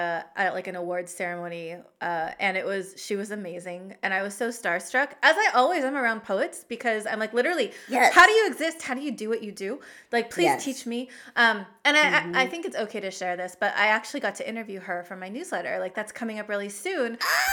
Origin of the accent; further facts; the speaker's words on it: Oregon, United States; she was an avid fisherwoman who took me out on her boat a lot when I was growing up in Oregon.